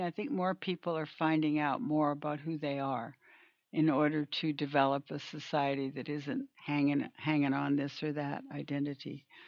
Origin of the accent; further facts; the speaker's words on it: Canada; moved away; I'm from Canada initially